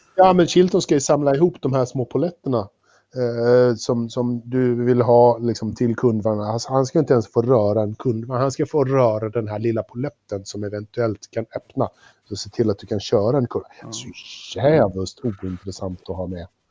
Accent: Sweden

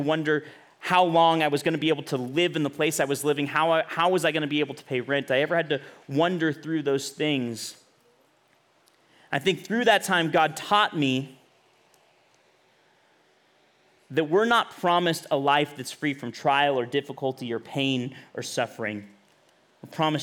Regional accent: Bakersfield, California, United States; moved away as an adult; also born or lived in Los Angeles; I'm from Bakersfield

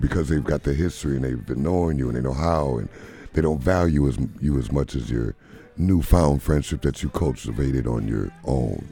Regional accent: Beloit, Wisconsin, United States; now in Madison, United States; I'm, I'm in Madison, but I'm from Beloit

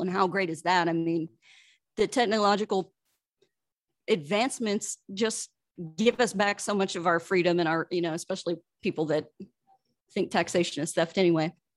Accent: Kansas, United States; moved away as an adult; also born or lived in Los Angeles; I'm from Kansas originally. Lived there for 20 years before I ventured to Los Angeles

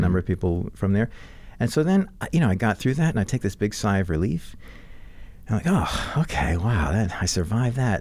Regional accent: New Orleans, Louisiana, United States; I'm growing up in New Orleans

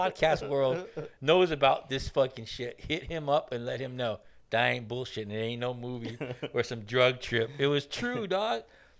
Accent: Garden Grove, California, United States; growing up in Garden Grove, dude, you got, you know, Asian guys, Mexican guys, black guys.

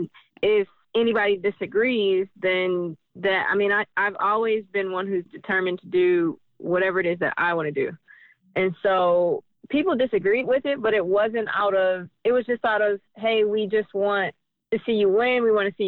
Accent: Detroit, Michigan, United States; being born and raised in Detroit

